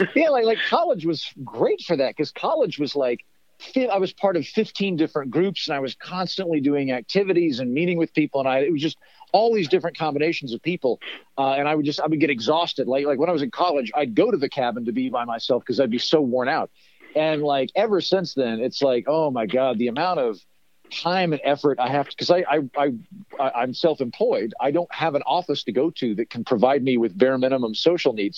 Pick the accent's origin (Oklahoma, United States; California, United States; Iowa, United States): Oklahoma, United States; now in Los Angeles, United States; Oklahoma, where I grew up